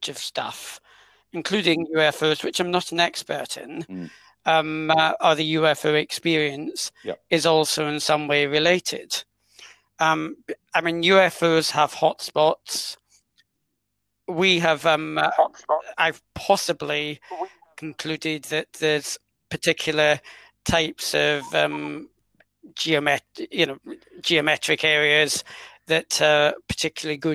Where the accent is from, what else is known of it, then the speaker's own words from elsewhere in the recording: London, United Kingdom; I'm Scottish by blood, but I was born in exile in London